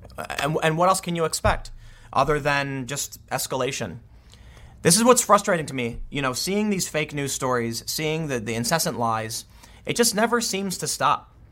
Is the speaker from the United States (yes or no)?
yes; Chicago, Illinois, United States; I'm from Chicago.